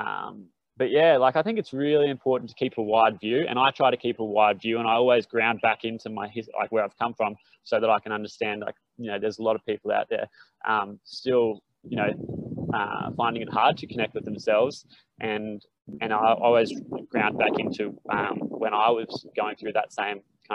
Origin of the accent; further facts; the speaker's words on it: Brisbane, Queensland, Australia; I grew up in Brizzy and had mates